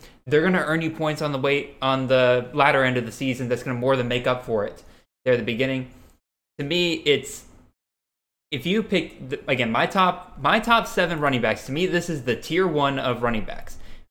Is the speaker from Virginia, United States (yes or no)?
no; Georgia, United States; No offense to my home state schools there, but ew on both of those accounts.